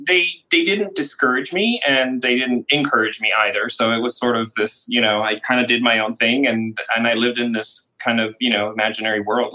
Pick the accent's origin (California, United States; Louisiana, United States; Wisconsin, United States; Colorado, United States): California, United States; Orange County; moved away as an adult; also born or lived in Los Angeles / London / Bologna, Italy; now in Netherlands; I grew up in California. I was originally born in Los Angeles, one of the few native Los Angelians, and grew up mostly in Orange County. So I was living actually by the ocean most of my life. So I'm literally a beach boy.